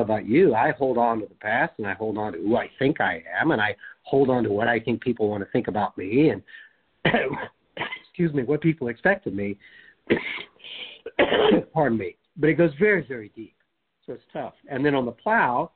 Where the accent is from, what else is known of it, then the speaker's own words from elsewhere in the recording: United States; speaking as an American